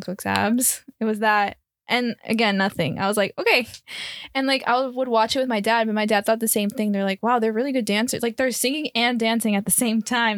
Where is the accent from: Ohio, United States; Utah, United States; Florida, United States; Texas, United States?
Florida, United States; Miami; moved away; born and raised in Miami, Florida, but my background is Colombian and Peruvian